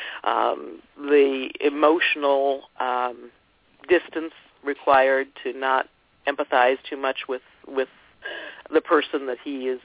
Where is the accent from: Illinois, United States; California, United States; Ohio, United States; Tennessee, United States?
Ohio, United States; I grew up in Ohio